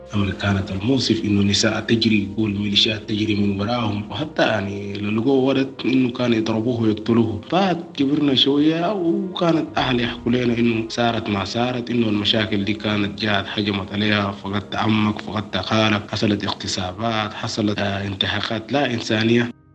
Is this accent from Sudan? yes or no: yes; Sudan; born or raised there; moved away as an adult; also born or lived in Cairo, Egypt / Libya; now in Tunisia